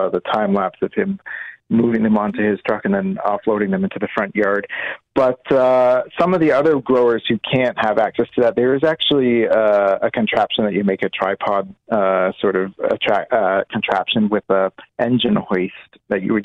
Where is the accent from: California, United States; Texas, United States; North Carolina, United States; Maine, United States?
Maine, United States; moved away; where I grew up in Maine